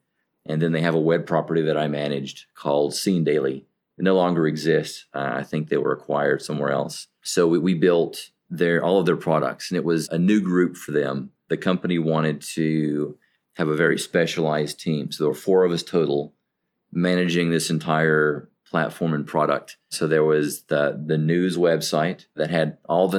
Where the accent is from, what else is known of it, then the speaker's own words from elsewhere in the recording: the South, United States; I'm from the South in the United States